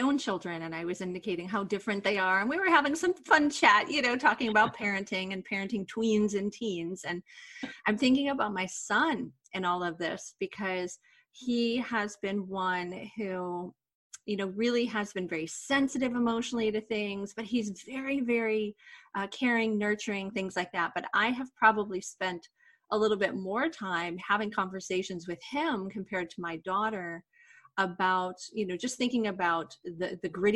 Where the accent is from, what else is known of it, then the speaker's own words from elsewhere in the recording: United States; as an American